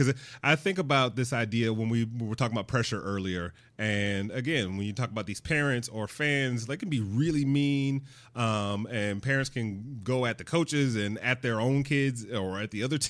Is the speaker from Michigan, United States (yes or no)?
yes; Detroit, Michigan, United States; Like when I think about the Detroit Lions, where I grew up in Detroit, and, you know, Detroit is very much a blue collar manufacturing, you know, middle America city.